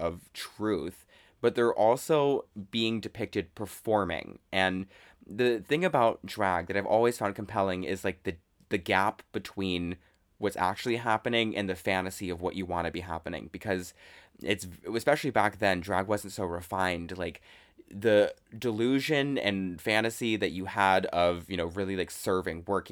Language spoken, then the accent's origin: English; Chicago, Illinois, United States; I am from Chicago